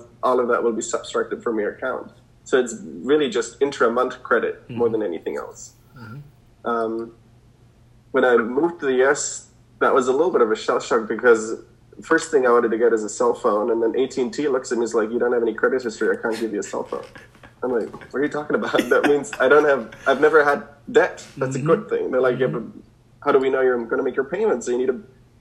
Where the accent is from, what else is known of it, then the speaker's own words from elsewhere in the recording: Germany; now in United States; I come from Germany